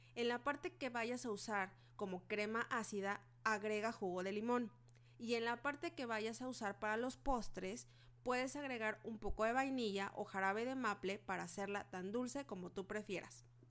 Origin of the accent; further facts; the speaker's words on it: Mexico; Soy mexicana